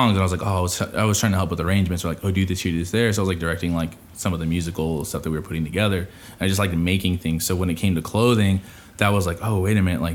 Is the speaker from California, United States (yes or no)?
yes; Merced, California, United States; we're from Merced